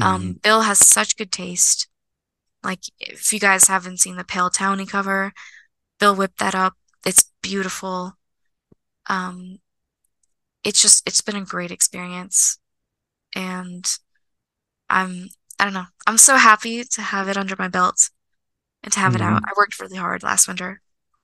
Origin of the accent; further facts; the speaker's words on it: Moscow, Russia; born there; Like, I was born in Moscow, and like that statue is so sentimental.